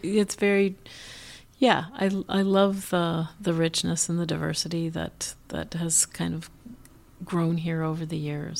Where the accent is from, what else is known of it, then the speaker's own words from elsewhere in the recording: Minneapolis, Minnesota, United States; growing up in Northeast Minneapolis